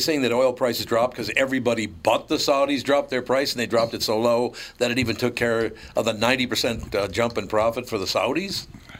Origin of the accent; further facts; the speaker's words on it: Minneapolis, Minnesota, United States; I grew up in North Minneapolis. There were urban accents in North Minneapolis. But I don't have an urban accent.